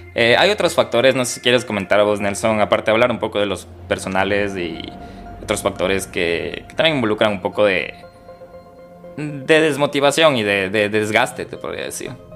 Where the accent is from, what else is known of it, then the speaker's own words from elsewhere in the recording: Ecuador; moved away; soy de Ecuador